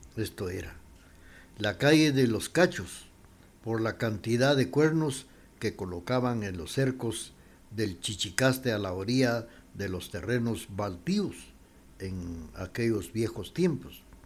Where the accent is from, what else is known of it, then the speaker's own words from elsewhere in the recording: Quetzaltenango, Guatemala; los de Chela